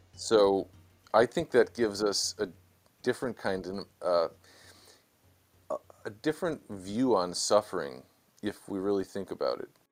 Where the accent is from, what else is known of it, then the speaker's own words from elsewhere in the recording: Chicago, Illinois, United States; moved away as an adult; also born or lived in San Diego, California / Los Angeles, California; now in Washington, D.C., United States; born and raised in Chicago